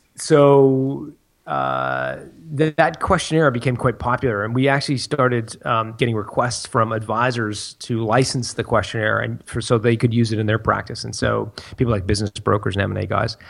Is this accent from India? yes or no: no; Canada; moved away as an adult; also born or lived in France; We're, we're from Canada